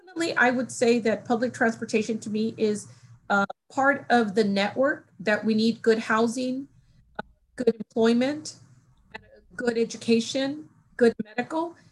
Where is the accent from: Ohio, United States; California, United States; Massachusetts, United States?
California, United States; Los Angeles; moved away; I grew up in Los Angeles